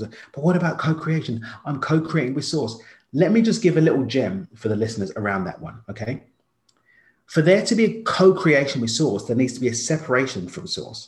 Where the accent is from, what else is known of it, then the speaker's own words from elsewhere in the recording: London, United Kingdom; now in Mexico; I grew up in East London. Now I live in Mexico, but I spent most of my time in Europe